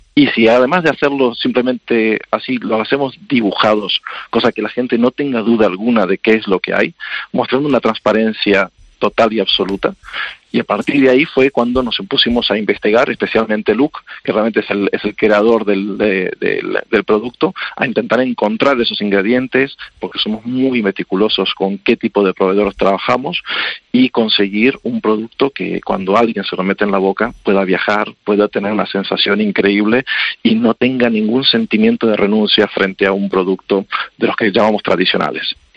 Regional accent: Argentina; Yo soy argentino

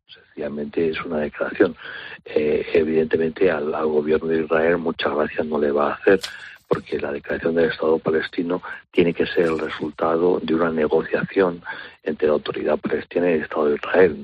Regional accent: Spain; para nosotros como españoles

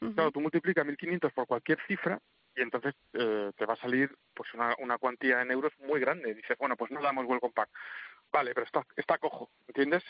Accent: Madrid, Community of Madrid, Spain; yo soy de Madrid

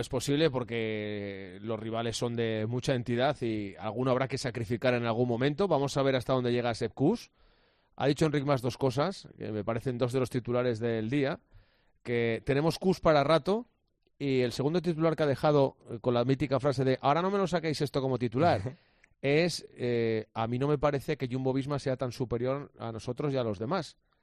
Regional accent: Asturias, Spain; como asturiano

